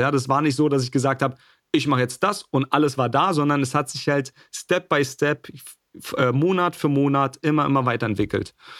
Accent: Berlin, Germany; moved away as an adult; also born or lived in Jena; ich, ich, bin Berliner, bin, bin dann nach Jena gezogen, habe dort studiert

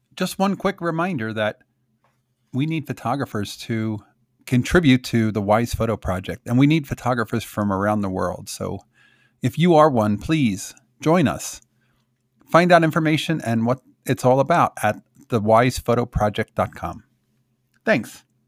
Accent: Philadelphia area, Bucks County, Pennsylvania, United States; I grew up in the Philadelphia area in Bucks County

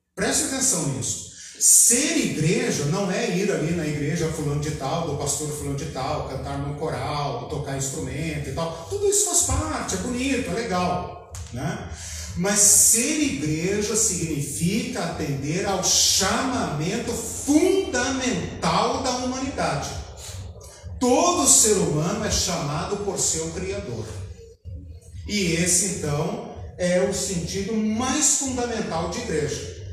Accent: São Paulo, Brazil; now in Curitiba, Brazil; Eu moro aqui há 20 anos, 21 anos, né? sou de São Paulo

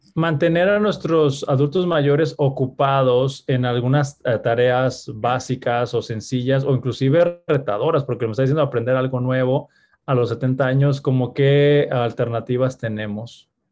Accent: Mexico; como sociedad mexicana

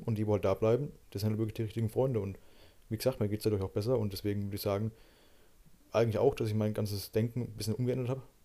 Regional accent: Germany; bei uns in Deutschland

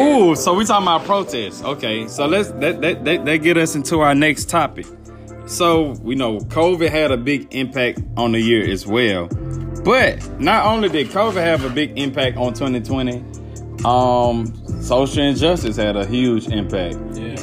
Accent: Alcorn, Mississippi, United States; I'm from Alcorn

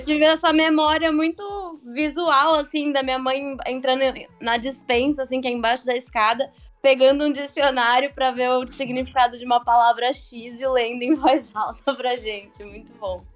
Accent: Santos, São Paulo, Brazil; also born or lived in Northeast Brazil; Eu sou daqui de Santos, morei três anos quase aí no Nordeste

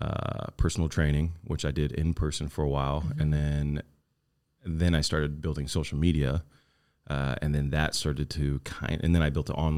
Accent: California, United States; I'm from the same place you're from, Orange County.

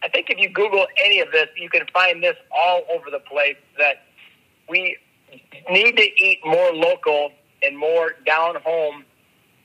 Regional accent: Minnesota, United States; when I was growing up in Minnesota, my cousins had a farm

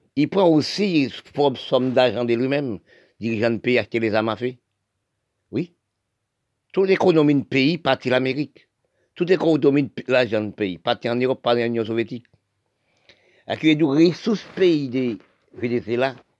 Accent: Haiti; Je suis haïtien, je suis né d'Haïti

